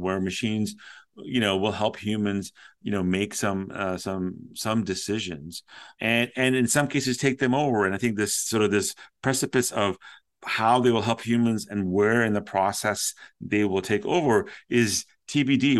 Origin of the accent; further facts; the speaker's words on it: Toronto, Ontario, Canada; I used to listen to a lot of DJs and radio growing up in Toronto